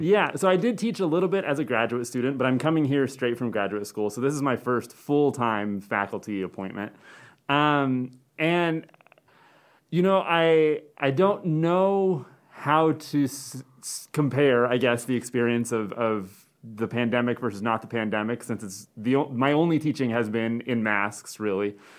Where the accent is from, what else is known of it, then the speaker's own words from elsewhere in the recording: Phoenix, Arizona, United States; moved away as an adult; also born or lived in Maryland / Cortez, Colorado / Provo, Utah / Tucson, Arizona; now in Chadron, United States; mainly I was raised in the Phoenix area in Arizona